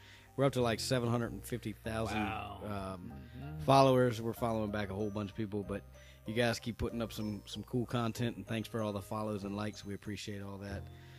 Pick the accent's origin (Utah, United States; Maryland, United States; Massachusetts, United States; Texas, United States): Maryland, United States; La Plata; born or raised there